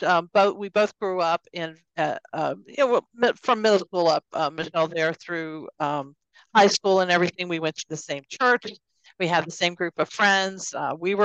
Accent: Fayetteville, North Carolina, United States; I actually was born and raised in Fayetteville, North Carolina

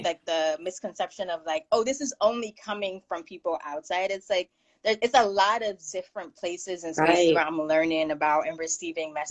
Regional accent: Miami, Florida, United States; now in Connecticut, United States; I grew up in Miami

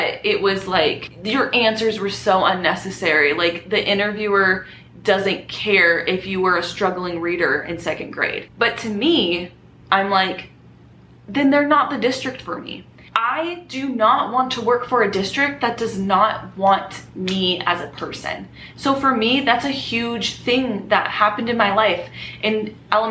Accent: Southern California, United States; moved away as an adult; now in Las Vegas, United States; I was born and raised in California.

